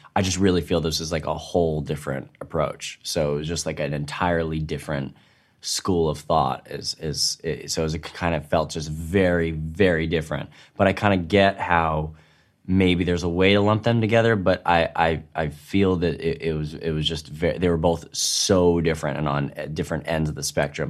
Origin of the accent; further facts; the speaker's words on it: New York, United States; accent: New York; my New York accent